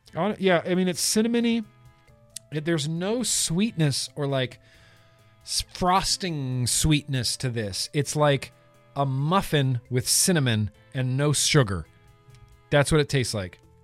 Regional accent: United States; now in Los Angeles, United States; growing up in Lake Tahoe

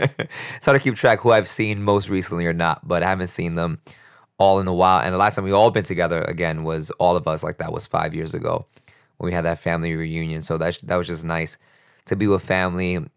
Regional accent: New York City, New York, United States; growing up in New York City

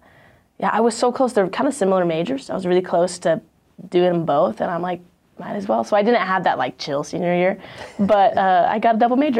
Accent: Walla Walla, Washington, United States; also born or lived in Idaho / Romania; So I was born in Idaho. Then my parents moved to Romania to be missionaries there and start a church there at Calvary Chapel. And so we lived there for 2 years when I was 6 to 8, and then moved to Walla Walla, Washington.

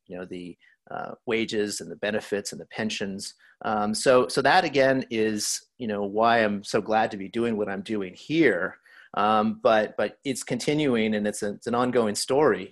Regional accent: El Paso, Texas, United States; my background growing up in El Paso, Texas

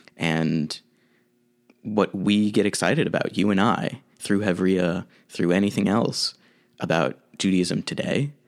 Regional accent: St. Louis, Missouri, United States; moved away; I grew up in Saint Louis, Missouri

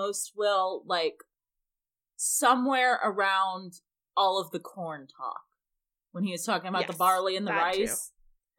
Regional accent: United Kingdom; I had barley and rice, but I'm going to refer to them both as corn, because I'm British.

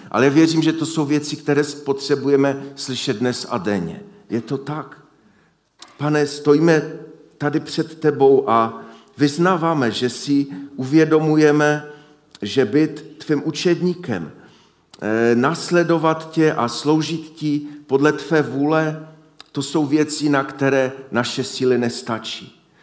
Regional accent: Silesia, Czechia; U nás na Slesku

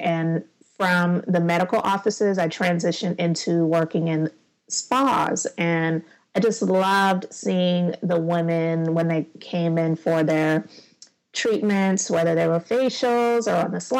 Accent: Charleston, South Carolina, United States; also born or lived in Summerville, South Carolina; I am in Somerville, South Carolina, and I'm from Charleston, which is just 30 minutes outside of the city. So I'm in South Carolina, born and raised

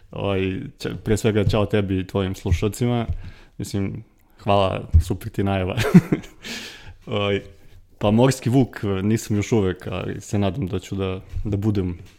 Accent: Kragujevac, Šumadija, Serbia; now in Belgrade, Serbia; ja sam rođen u Kragovicu, živim u Beogradu

